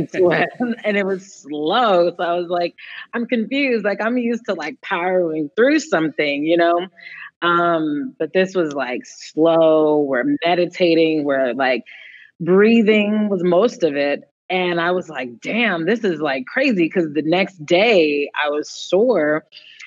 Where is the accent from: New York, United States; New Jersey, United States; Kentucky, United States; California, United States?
California, United States; Berkeley; So I am born and raised in the Bay Area, born in Berkeley, and my parents raised me really Berkeley hippie